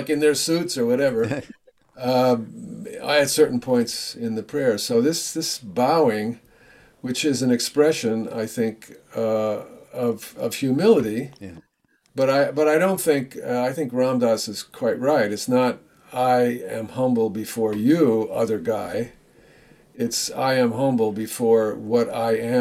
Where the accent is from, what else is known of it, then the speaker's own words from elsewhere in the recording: United States; I'm an American too.